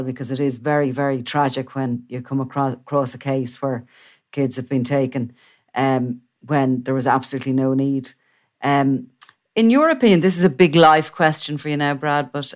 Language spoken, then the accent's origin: English; Ireland